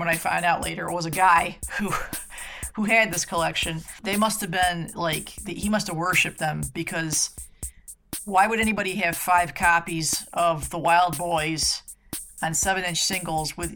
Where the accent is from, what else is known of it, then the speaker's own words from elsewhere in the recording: central New York State, United States; moved away; I grew up in New York